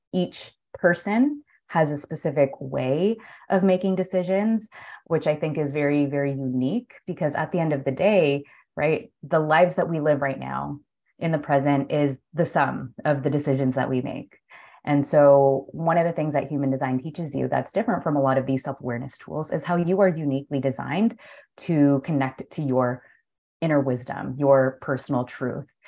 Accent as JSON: {"language": "English", "town": "Toronto", "region": "Ontario", "country": "Canada", "moved": "as an adult", "lives_now": "Spain", "said": "I'm from Toronto and it's like freezing cold"}